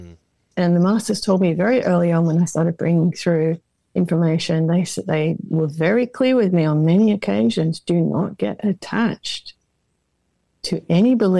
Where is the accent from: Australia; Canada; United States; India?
Australia; Perth, Western Australia; I'm from Perth, the most remote part.